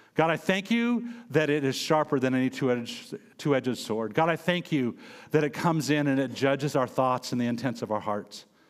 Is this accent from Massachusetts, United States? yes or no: no; Montana, United States; I'm originally from Montana, born and raised there